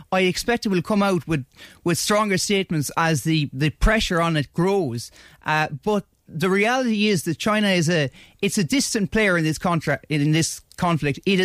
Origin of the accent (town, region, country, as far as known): Ireland